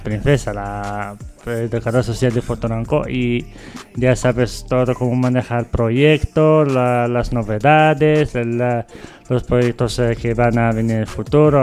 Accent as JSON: {"language": "Spanish", "country": "Morocco", "moved": "yes", "lives_now": "Madrid, Spain", "said": "soy de Marruecos"}